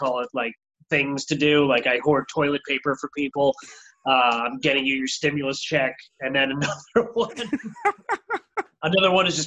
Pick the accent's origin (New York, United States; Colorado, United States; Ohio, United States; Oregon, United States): New York, United States; Valley Stream; now in Brooklyn, United States; I'm originally from Valley Stream